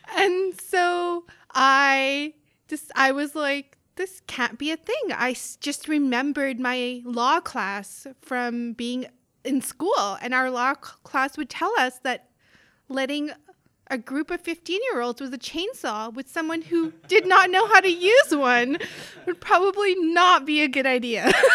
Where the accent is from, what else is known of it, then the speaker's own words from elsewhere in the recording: South Africa; moved away as an adult; also born or lived in northern Manitoba; now in Canada; I grew up in South Africa